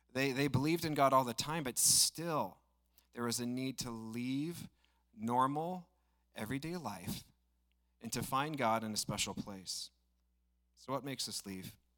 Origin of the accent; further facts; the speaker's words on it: Estacada, Oregon, United States; I grew up in Estacada, so the region's kind of sentimental to me